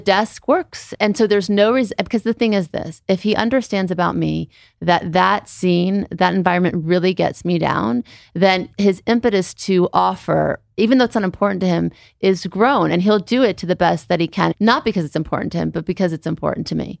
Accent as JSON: {"language": "English", "town": "Beverly Hills", "region": "California", "country": "United States", "tie": "born or raised there", "also_born_or_lived": "New Orleans", "said": "we moved from New Orleans to Beverly Hills"}